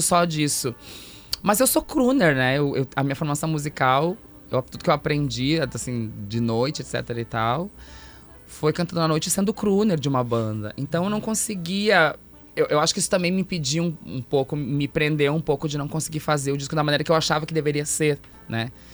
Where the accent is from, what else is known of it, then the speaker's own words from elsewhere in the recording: Santo Ângelo, Rio Grande do Sul, Brazil; moved away as an adult; now in Porto Alegre, Brazil; Quando eu cheguei aqui em Porto Alegre lá em 2005, sou de Santo Ângelo